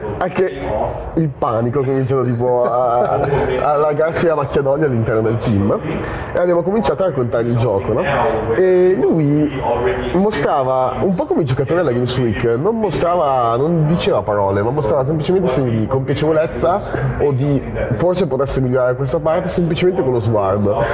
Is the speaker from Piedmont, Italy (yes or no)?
no; Milan, Lombardy, Italy; che veniamo da Milano